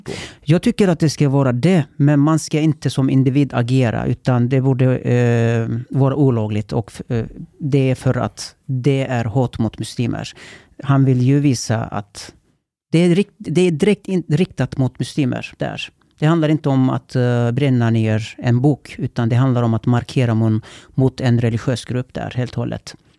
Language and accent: Swedish; Kulu, Konya, Turkey; now in Sweden; Jag är född och uppvuxen där